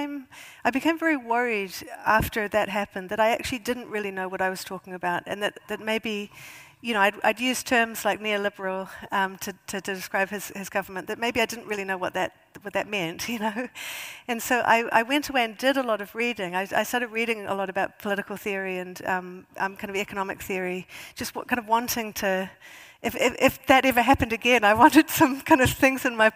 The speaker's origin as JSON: {"language": "English", "country": "New Zealand", "moved": "as an adult", "lives_now": "United Kingdom", "said": "as a New Zealander"}